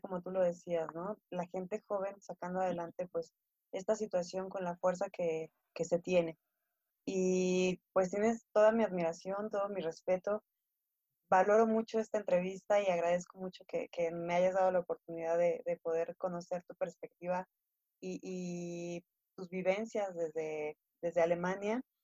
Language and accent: Spanish; Mexico; cómo lo vivimos acá en México